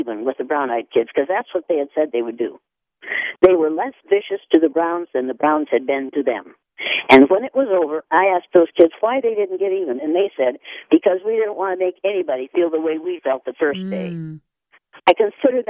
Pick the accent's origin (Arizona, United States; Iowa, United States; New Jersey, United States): Iowa, United States; born or raised there